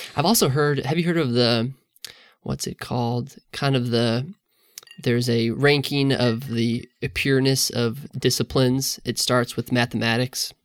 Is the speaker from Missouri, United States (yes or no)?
yes; the Northland, Missouri, United States; I grew up in the Northland, uh, north of the river